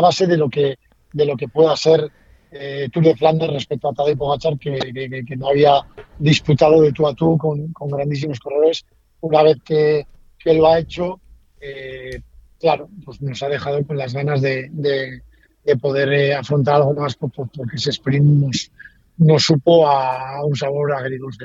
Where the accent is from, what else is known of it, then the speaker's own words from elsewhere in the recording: Basque Country, Spain; yo soy vasco